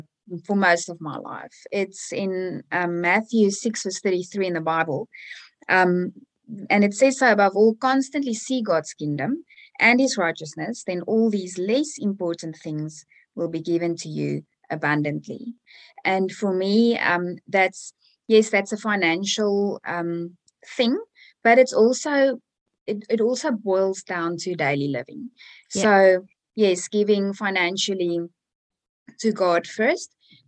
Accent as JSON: {"language": "English", "country": "South Africa", "tie": "born or raised there", "moved": "yes", "lives_now": "Australia", "said": "So way back when I was a child, we would take our bicycles and, you know, go ride and do our thing."}